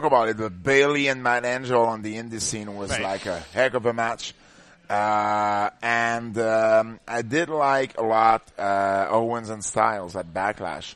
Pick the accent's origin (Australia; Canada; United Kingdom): Canada; I'm French Canadian